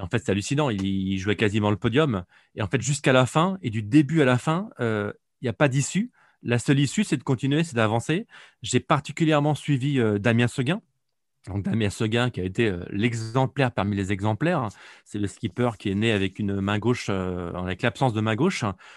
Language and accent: French; Nantes, Pays de la Loire, France; je suis un Nantais d'origine